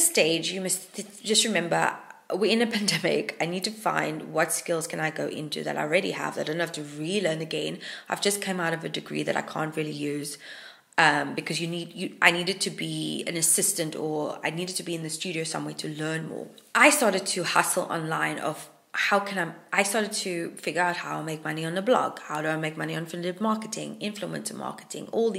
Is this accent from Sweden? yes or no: no; Hermanus, Western Cape, South Africa; moved away as an adult; now in Wales, United Kingdom; Hermanus is my hometown in South Africa